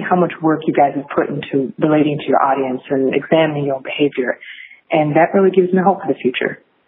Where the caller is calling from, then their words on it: Connecticut, United States; I'm calling in from Connecticut.